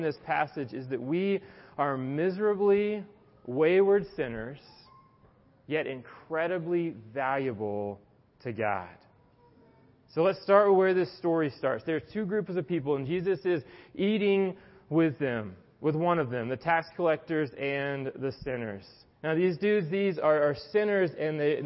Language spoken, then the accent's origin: English; the South, United States; now in Atlanta, United States; I was from the South